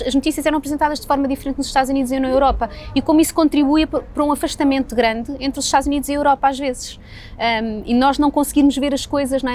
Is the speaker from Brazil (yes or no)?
no; Portugal; also born or lived in United States; somos portugueses